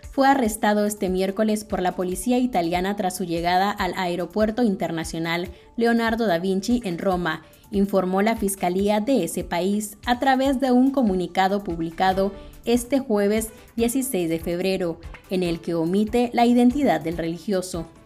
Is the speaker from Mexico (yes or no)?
no; Nicaragua; Pero yo sigo siendo nicaragüense, le guste quien le guste, por texto constitucional